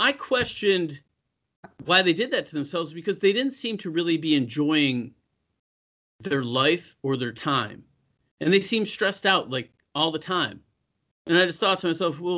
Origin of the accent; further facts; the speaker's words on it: Buffalo, New York, United States; moved away; also born or lived in California; I'm from Buffalo